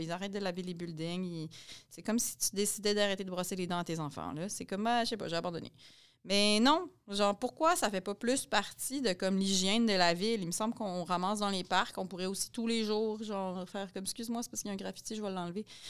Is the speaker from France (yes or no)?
no; Pincourt, Quebec, Canada; je viens de Pincourt, dans l'ouest de Montréal